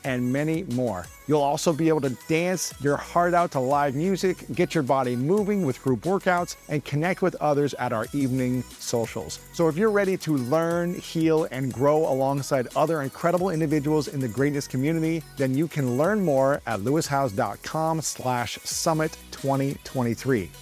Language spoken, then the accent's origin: English; Columbus, Ohio, United States; in my hometown of Columbus, Ohio